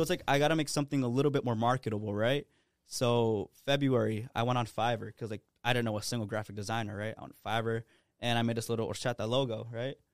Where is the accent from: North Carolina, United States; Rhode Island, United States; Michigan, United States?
Rhode Island, United States; Providence; born and raised in Providence, you know, I haven't left.